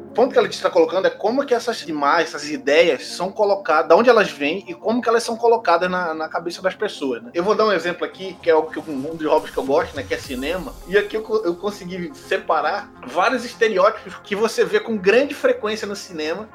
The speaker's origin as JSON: {"language": "Portuguese", "region": "Pará", "country": "Brazil", "moved": "as an adult", "lives_now": "Rio de Janeiro, Brazil", "said": "eu sou do Pará"}